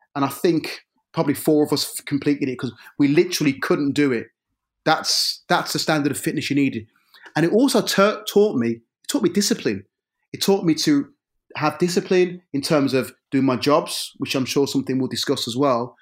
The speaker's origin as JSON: {"language": "English", "town": "Birmingham", "region": "West Midlands", "country": "United Kingdom", "tie": "born or raised there", "said": "I grew up in a, in an area of Birmingham c, called Lee Bank"}